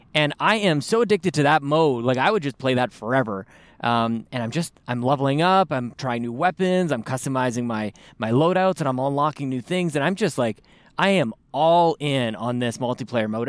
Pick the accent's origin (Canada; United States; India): Canada; we're Canadian, we all took, uh, French in high school.